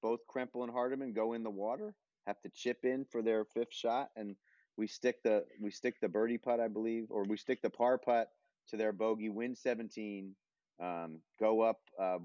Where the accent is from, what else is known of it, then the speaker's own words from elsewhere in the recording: New York, United States; I'm a New Yorker